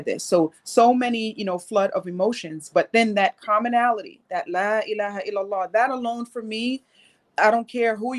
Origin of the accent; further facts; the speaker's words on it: Medina, Medina Province, Saudi Arabia; I grew up in Medina, Saudi Arabia